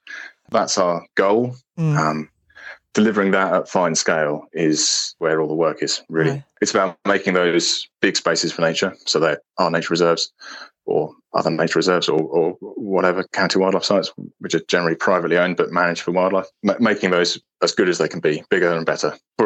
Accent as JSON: {"language": "English", "region": "East of England", "country": "United Kingdom", "tie": "born or raised there", "said": "I grew up around the Valley Fens, which are peat-based fenland habitats."}